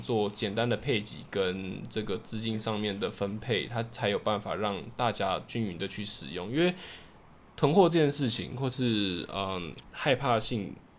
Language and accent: Chinese; Taiwan; 我自己身为台湾人